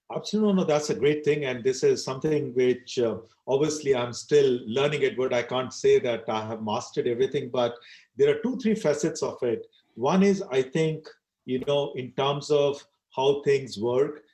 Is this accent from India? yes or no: yes; India; I decided to stay in India and I'm very proud of the Indian culture.